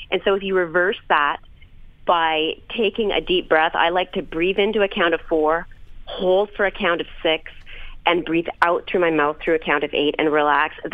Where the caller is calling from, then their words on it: New York, United States; Hi, Lisa. I'm 29 from New York